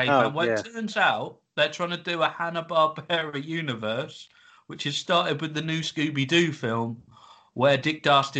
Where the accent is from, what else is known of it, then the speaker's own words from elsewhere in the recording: Dover, South East England, United Kingdom; We're all from Dover.